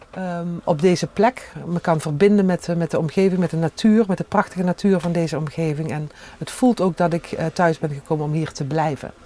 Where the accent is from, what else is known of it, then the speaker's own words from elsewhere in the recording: Panningen, Limburg, Netherlands; accent: soft G; moved away as an adult; also born or lived in Tilburg; now in Monnickendam, Netherlands; Uit Helden Panningen, toen nog. Gemeente Helden, kerkdorp Panningen